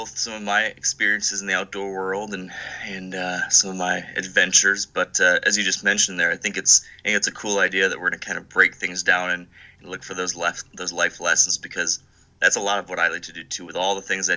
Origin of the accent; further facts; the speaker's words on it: Grand Rapids, Michigan, United States; also born or lived in Dearborn, Michigan; I was born in Dearborn, Michigan, just kind of outside Detroit. And then handful of years later, I think I was 6 or 7, we moved over to the west side of the state, into a city called Grand Rapids, and that's basically where I grew up.